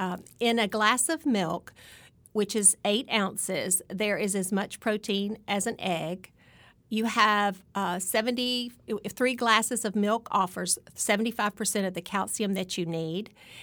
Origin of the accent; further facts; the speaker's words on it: Alabama, United States; I'm just one over. Yes. I'm from Alabama.